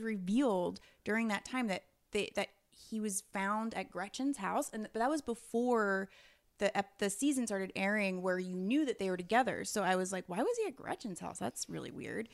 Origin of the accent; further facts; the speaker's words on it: New York, United States; as a New Yorker